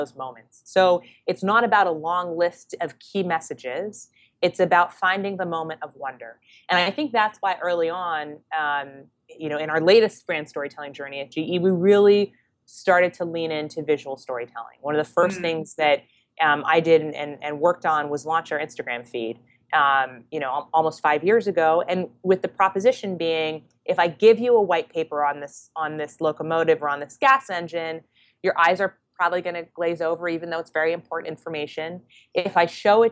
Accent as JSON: {"language": "English", "country": "Canada", "moved": "as an adult", "lives_now": "New York, United States", "said": "I'm Canadian, proud Canadian, so I moved to New York after graduating"}